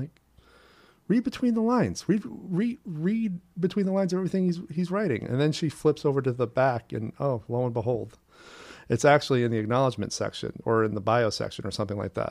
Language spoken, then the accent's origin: English; Portland, Maine, United States; now in New York City, United States; I'm from Portland, Maine, originally